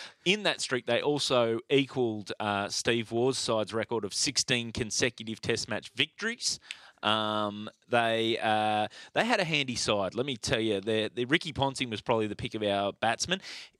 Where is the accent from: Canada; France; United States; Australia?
Australia; one of the greatest times to watch cricket as an Australian.